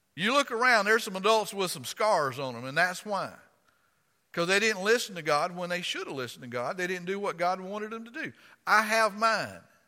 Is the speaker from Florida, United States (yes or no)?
yes; Florida, United States; accent: rednecky; now in Virginia, United States; I'm from Florida.